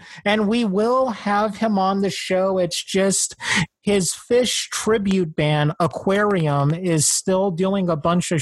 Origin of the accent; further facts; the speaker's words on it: New Jersey, United States; I'm from Jersey